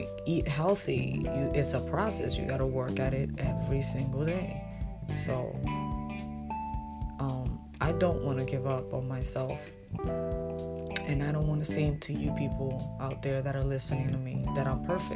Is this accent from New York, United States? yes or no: yes; New York City, New York, United States; moved away as an adult; now in Pennsylvania, United States; I'm from Brooklyn, New York, I was raised there for more than 25 years. You know, I came to Pennsylvania basically at 32 years old